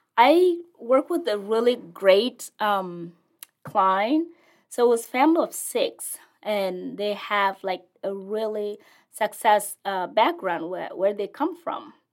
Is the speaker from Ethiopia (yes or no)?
yes; Ethiopia; English is a second language; moved away as an adult; also born or lived in South Sudan; now in Lincoln, United States; I am originally from South Sudan, and I, I was in the refugees camp for as far as I was born there, so I didn't know any other place.